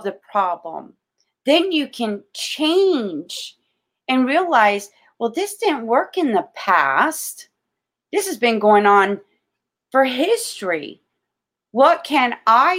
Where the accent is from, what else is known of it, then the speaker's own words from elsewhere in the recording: Florida, United States; I'm born and raised in Florida. I'm a Floridian